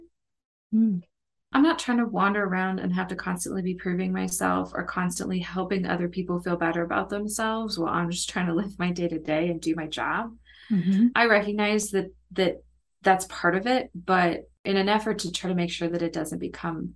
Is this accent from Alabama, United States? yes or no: no; Kansas, United States; moved away as an adult; now in Mid-South, United States; I didn't have these challenges when I lived in the Midwest because I grew up in Kansas